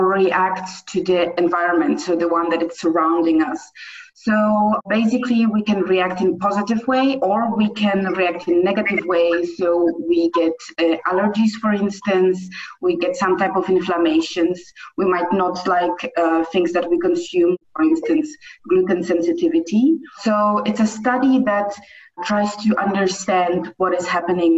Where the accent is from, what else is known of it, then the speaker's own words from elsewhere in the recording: Poland; moved away as an adult; also born or lived in Netherlands / South Africa; now in Cape Town, South Africa; I am from Poland, but I live currently in South Africa.